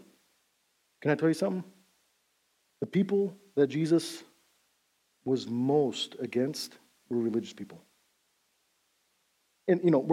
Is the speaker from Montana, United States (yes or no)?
yes; Big Timber, Montana, United States; growing up in Big Timber, Montana, we're about 20 years behind Beulah